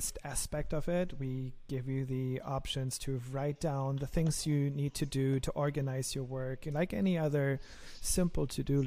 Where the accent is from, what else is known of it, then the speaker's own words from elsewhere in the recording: Germany; accent: German; my lovely German accent